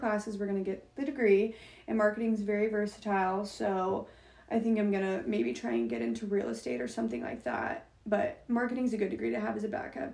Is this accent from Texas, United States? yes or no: yes; Plano, Texas, United States; moved away as an adult; now in Norman, United States; I was born and raised in Plano